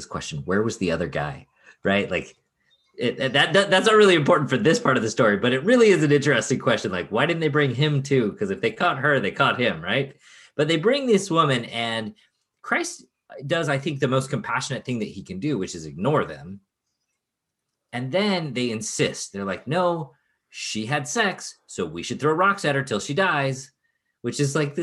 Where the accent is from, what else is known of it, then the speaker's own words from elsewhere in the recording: Chicago, Illinois, United States; When I was a kid, I grew up in Chicago